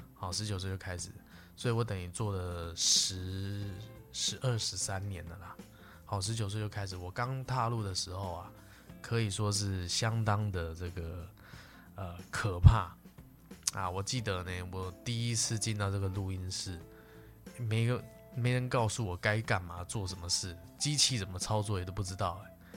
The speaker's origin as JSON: {"language": "Chinese", "country": "Taiwan", "said": "那以我们这个台湾的老年人呢，会有很多哈"}